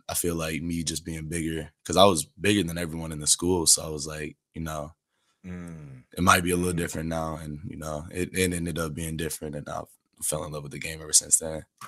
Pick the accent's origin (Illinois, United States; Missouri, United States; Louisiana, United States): Illinois, United States; Chicago; also born or lived in Seattle, Washington / Dallas, Texas; from about seven years old till now, um, we've been here in Chicago